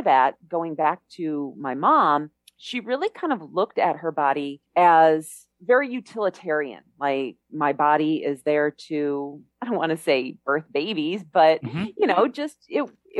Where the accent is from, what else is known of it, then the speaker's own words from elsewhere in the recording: Chicago, Illinois, United States; moved away as an adult; now in Mexico; I grew up in Chicago.